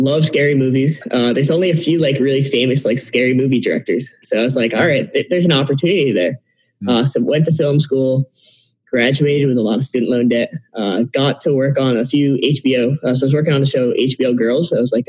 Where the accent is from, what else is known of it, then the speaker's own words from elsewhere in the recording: Connecticut, United States; moved away as an adult; now in Miami, United States; I'm hailing from Miami. I'm a small farm town boy from Connecticut, though. We moved to Miami 3 years ago to start our invention